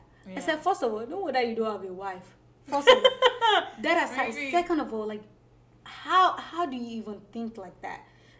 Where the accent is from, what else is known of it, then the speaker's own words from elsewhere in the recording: Nigeria; now in United States; because I am African, and because I am Nigerian, and because to him, I'm also Yoruba.